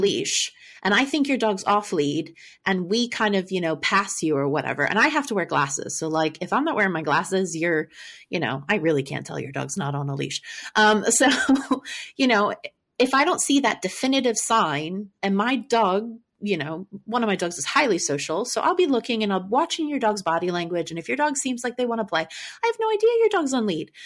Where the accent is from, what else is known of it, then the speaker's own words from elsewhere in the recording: Maryland, United States; I'm from Maryland